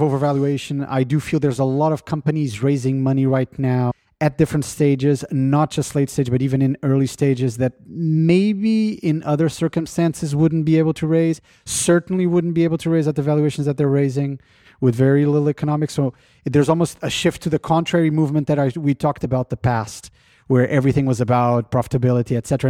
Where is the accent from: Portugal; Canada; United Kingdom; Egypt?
Portugal; moved away; In my home country, Portugal